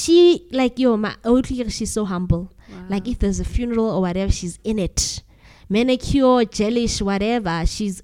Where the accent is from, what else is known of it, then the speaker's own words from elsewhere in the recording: Free State, South Africa; I was born and raised in the Free State.